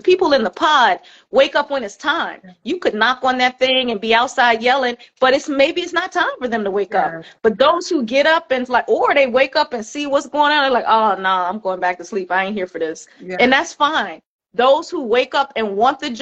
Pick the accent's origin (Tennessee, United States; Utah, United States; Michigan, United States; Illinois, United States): Illinois, United States; Chicago; So I was born in Chicago. My mother was from the south side of Chicago. My father was from Liberia, West Africa.